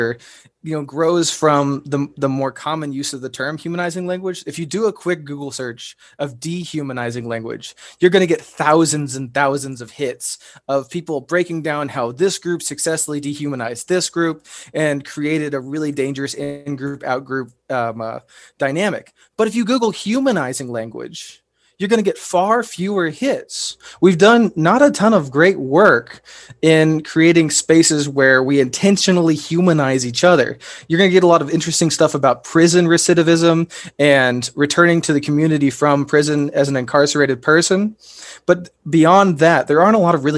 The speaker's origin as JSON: {"language": "English", "region": "Indiana", "country": "United States", "said": "I'm from Indiana"}